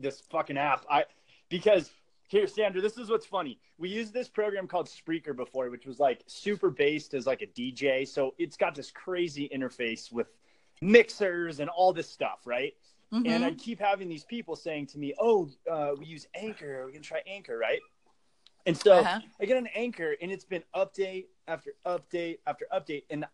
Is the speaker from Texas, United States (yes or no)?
no; Carlsbad, California, United States; I grew up in Carlsbad and I graduated from Cal State San Marcos